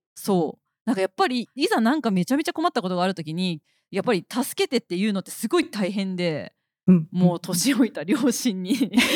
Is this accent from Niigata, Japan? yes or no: yes; Niigata, Japan; accent: Niigata dialect; moved away as an adult; その地元の新潟に帰る場所に住んでたので